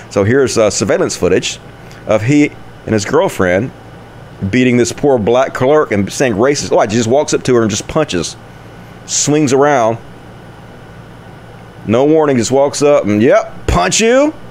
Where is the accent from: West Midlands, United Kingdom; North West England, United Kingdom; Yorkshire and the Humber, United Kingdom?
Yorkshire and the Humber, United Kingdom; Sheffield; I'm from Sheffield and I'm made of steel